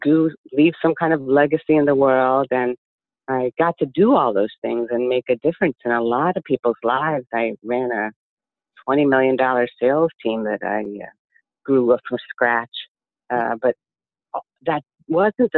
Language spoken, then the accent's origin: English; Midwest, United States; I grew up in the Midwest